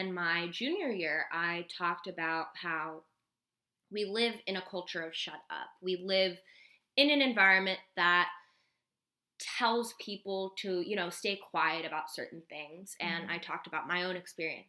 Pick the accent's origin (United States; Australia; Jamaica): United States; Bay Area, California; we grew up in the Bay Area